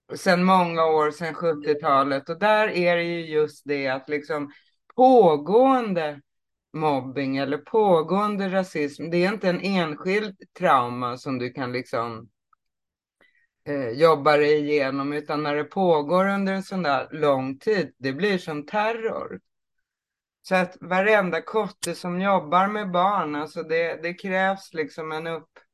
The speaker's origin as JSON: {"language": "Swedish", "region": "Småland", "country": "Sweden", "said": "Jag kommer ju från Småland också."}